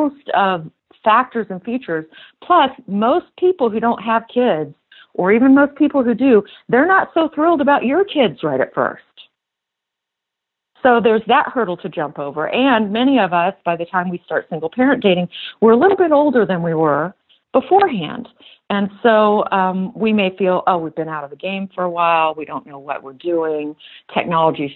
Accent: the South, United States; as we say in the South

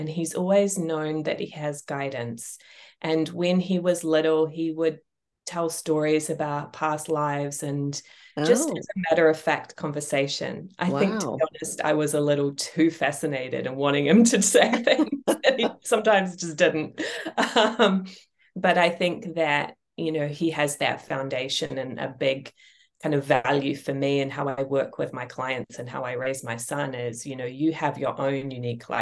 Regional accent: New Zealand; also born or lived in England; now in United States; I left my home country of New Zealand. I first moved to England. I then moved to the United States.

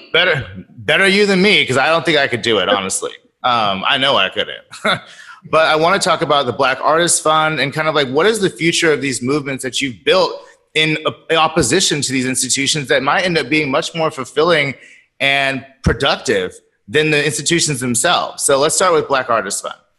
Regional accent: Sacramento, California, United States; I'm from Sacramento. My mother was the first black curator of the, or not curator, docent of the museum

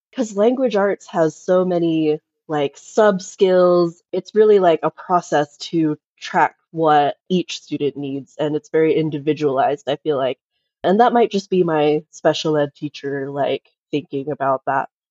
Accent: New York City, New York, United States; born there; now in Utah, United States; I've moved around a ton. I was born in New York City, taught special ed for about seven years

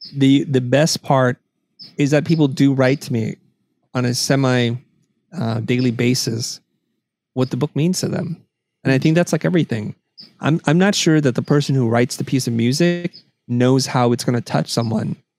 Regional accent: United States; I was three when I came to the United States, and so I don't really have much. So America, for uh, as far as I know, has been always our home

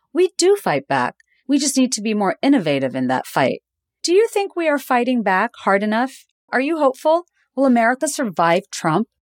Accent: Dhaka, Dhaka Division, Bangladesh; moved away; I grew up in Dhaka, in Bangladesh

